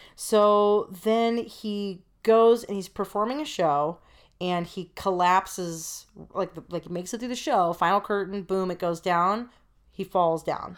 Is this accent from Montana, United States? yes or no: no; San Francisco, California, United States; I was born in San Francisco.